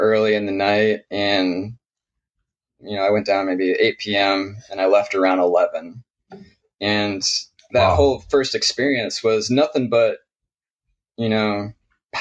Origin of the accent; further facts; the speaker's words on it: Michigan near Detroit, United States; now in Portland, United States; I grew up in Michigan near Detroit